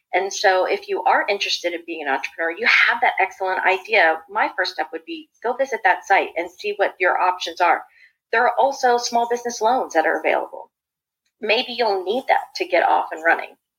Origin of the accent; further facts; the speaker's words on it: Washington, District of Columbia, United States; moved away as an adult; also born or lived in Raleigh-Durham area, North Carolina; now in Research Triangle Park area, North Carolina, United States; I was born and raised in the Washington, D.C. area, I lived there for more than 40 years.